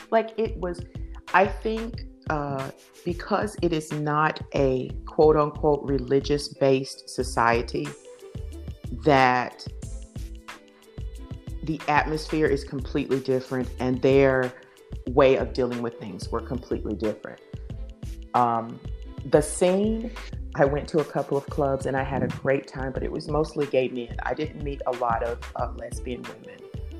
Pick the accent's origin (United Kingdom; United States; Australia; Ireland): United States; Deep South; Now, keep in mind, I'm from the Deep South. I come from a very, very staunch Christian background.